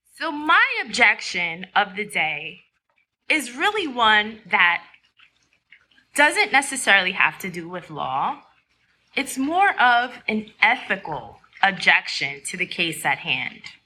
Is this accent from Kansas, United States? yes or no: no; New York, United States; I'm a New Yorker